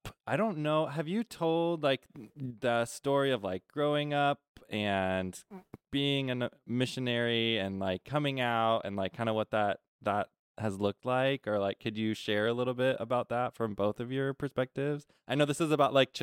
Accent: South Dakota, United States; moved away as an adult; also born or lived in Nebraska; I grew up in South Dakota and they just had constant like barrage of snow

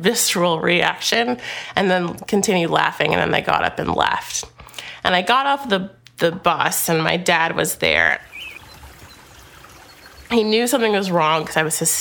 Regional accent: Wisconsin, United States; moved away; growing up in Wisconsin. It was white. It was as white as you could get in small town USA.

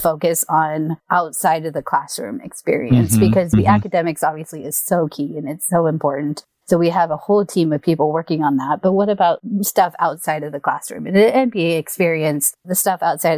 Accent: Bay Area, California, United States; moved away as an adult; also born or lived in Irvine, California; I'm from the Bay Area from the beginning, and my entire family is all up here.

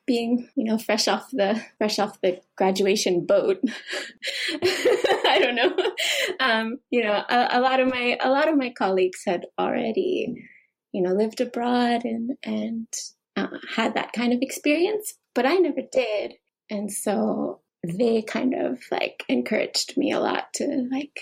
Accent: Youngstown, Ohio, United States; moved away as an adult; now in Nagoya, Japan; originally, I'm from Youngstown, Ohio, in the United States. And I moved to Japan about 10 years ago

